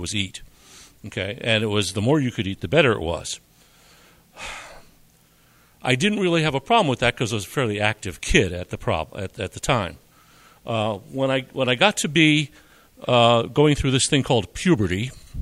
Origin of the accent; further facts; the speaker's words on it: Wilkes-Barre, Pennsylvania, United States; I grew up in Wilkes-Barre, Pennsylvania, to parents and grandparents from Eastern Europe